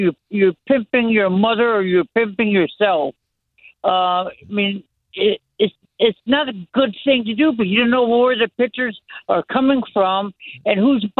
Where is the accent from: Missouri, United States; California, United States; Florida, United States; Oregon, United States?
Florida, United States; also born or lived in West Point, New York; I'm from Florida. I was born in West Point, New York.